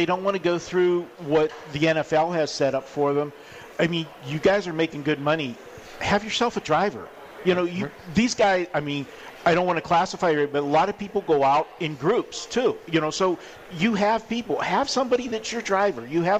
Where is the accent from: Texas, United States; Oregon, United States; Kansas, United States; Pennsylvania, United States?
Pennsylvania, United States; Pittsburgh; now in Las Vegas, United States; We're not like I came from Pittsburgh and I lived in, rural area, and, sometimes, to find transportation is a different story. Not here in Vegas.